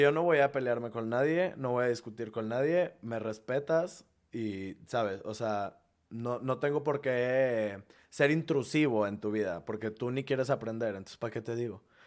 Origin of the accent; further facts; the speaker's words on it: Monterrey, Nuevo León, Mexico; moved away as an adult; now in Mexico City, Mexico; nuestro gentilicio es regiomontanos